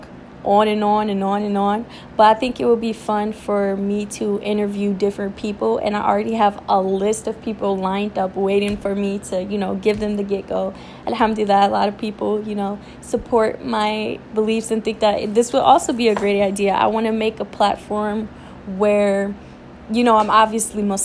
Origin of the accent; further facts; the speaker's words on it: Detroit, Michigan, United States; I was born and raised in Detroit, Michigan